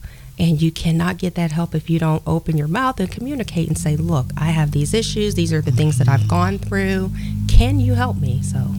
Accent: Columbus, Ohio, United States; I was born and raised here in Columbus, Ohio.

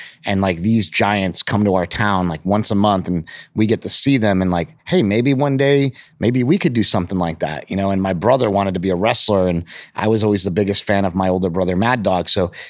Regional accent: Poughkeepsie, New York, United States; We grew up in Poughkeepsie, New York. We were from upstate New York.

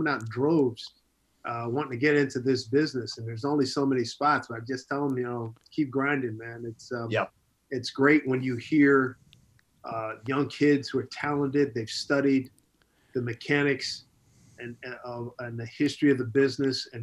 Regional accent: Philadelphia, Pennsylvania, United States; moved away as an adult; also born or lived in Bethany, West Virginia; now in New York, United States; growing up in Philly

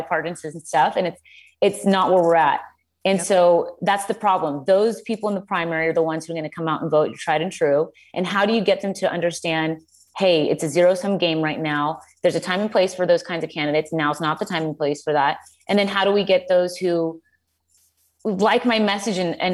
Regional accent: Colombia; now in United States; I grew up in Colombia

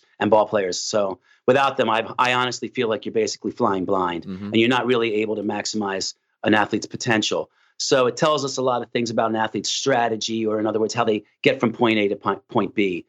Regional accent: Philadelphia, Pennsylvania, United States; moved away; also born or lived in New York; I'm actually from South Philadelphia, and growing up in an Italian community

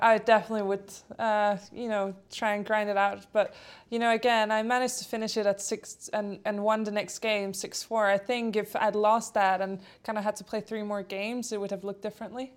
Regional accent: Denmark; first language Polish and Danish; English is a second language; I grew up in Denmark

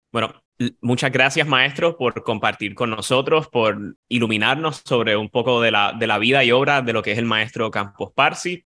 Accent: Puerto Rico; el tenor boricua

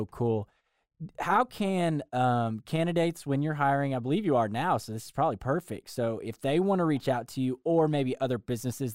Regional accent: Arkansas, United States; also born or lived in Los Angeles; now in Nashville, United States; I'm from Arkansas

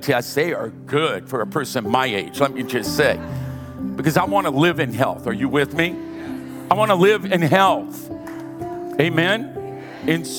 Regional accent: Louisiana, United States; now in California, United States; I'm from Louisiana.

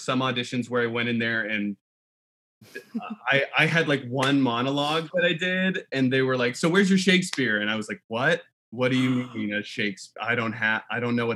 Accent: South Bend, Indiana, United States; I grew up in South Bend, Indiana

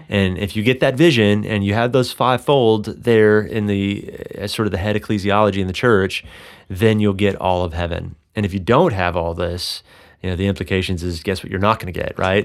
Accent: Texas, United States; now in Colorado, United States; I grew up in Texas

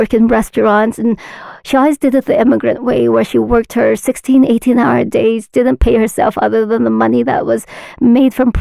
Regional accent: Utah, United States; also born or lived in Vietnam / California; Been in the U.S. since I was 1 year old, so I've been here for over 40 years now

